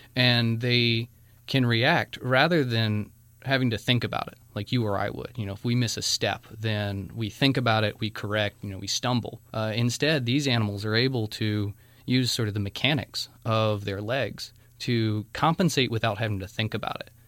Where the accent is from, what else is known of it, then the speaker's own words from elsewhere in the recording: North Carolina, United States; from North Carolina.